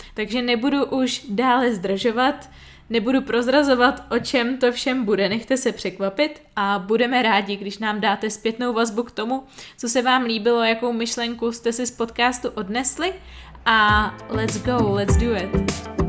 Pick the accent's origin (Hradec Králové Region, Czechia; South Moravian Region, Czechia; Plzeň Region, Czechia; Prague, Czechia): Plzeň Region, Czechia; Plzeň; já jsem z Plzně